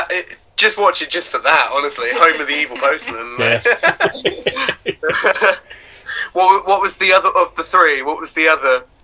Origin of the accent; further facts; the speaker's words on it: Brightlingsea, East of England, United Kingdom; also born or lived in Oxford / Didcot; and then I moved to a place called Essex, and I spent like primary school in Essex, uh, in Brightlingsea.